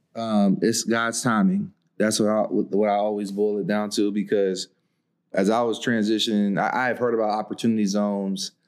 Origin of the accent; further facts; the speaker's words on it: Coatesville, Pennsylvania, United States; moved away as an adult; also born or lived in Nashville, Tennessee; I'm from Coatesville, Pennsylvania, and the whole city's an opportunity zone